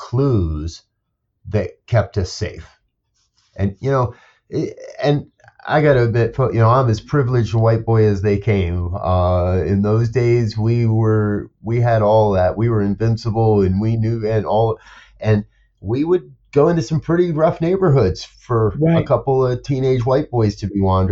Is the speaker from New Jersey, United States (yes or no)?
yes; New Jersey, United States; growing up in New Jersey, we'd travel into New York City quite a bit as kids